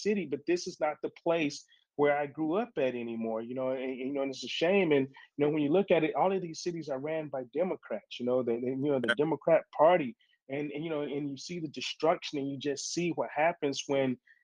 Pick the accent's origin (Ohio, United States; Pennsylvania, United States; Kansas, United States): Ohio, United States; Cleveland; moved away; also born or lived in Virginia Beach, Virginia; I grew up in the hoods of Cleveland, Ohio. I'm from Cleveland, Ohio.